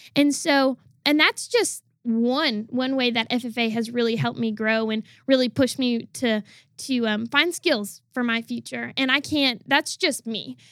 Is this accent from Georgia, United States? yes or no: no; Wisconsin, United States; I'm originally from the state of Wisconsin.